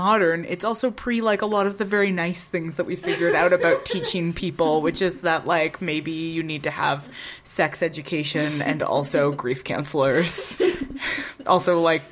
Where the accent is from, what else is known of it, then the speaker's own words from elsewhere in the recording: Ottawa, Ontario, Canada; moved away; that's both of our hometown.